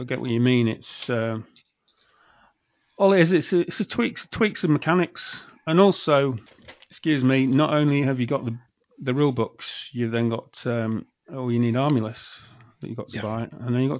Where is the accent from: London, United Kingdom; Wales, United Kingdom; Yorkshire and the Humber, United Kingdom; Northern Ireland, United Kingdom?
Yorkshire and the Humber, United Kingdom; also born or lived in Leeds; I come from Yorkshire